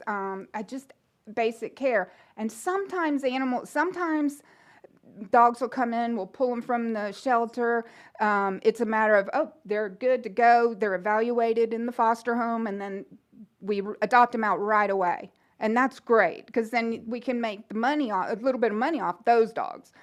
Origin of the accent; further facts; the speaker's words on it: Gainesville, Florida, United States; moved away as an adult; Gainesville's my hometown